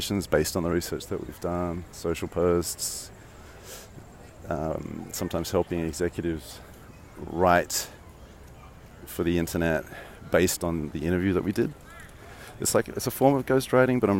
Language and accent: English; Australia; accent: Australian; moved away; I'm Australian